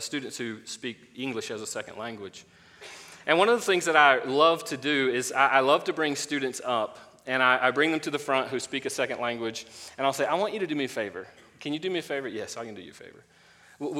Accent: Florida, United States; moved away; I'm originally from Florida

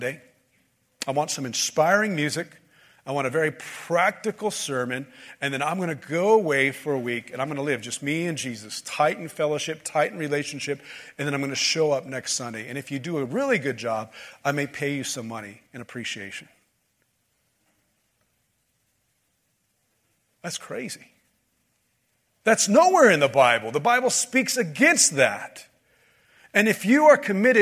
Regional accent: United States; we as American Christian evangelicals

